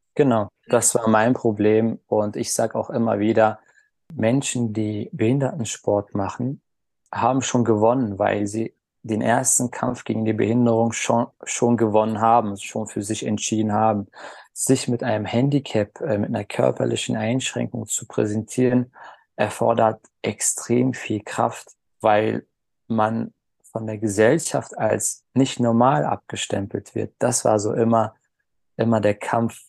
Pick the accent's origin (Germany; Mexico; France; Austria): Germany; Berlin; Geboren bin ich 1988 in Berlin